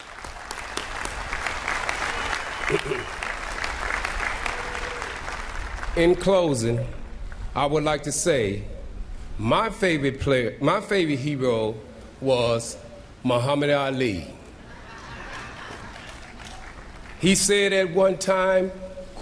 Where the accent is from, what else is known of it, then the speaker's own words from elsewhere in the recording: Oakland, California, United States; As a kid growing up in Oakland